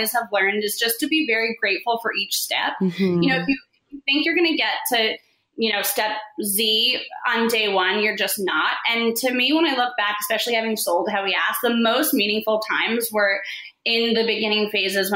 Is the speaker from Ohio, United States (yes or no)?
no; Florida, United States; moved away as an adult; also born or lived in New York; I grew up in Florida. I moved to New York right after school